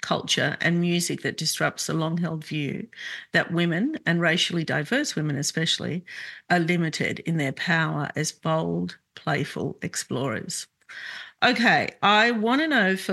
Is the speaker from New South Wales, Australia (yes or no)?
yes; Sydney, New South Wales, Australia; we grew up in Glebe